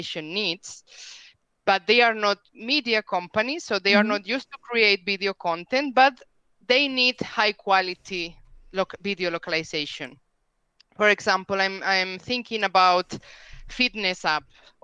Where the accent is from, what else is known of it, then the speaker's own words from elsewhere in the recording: Spain; first language Spanish; English is a second language; I'm from Spain. I live in Spain. My native language is Spanish, as you can tell from my accent.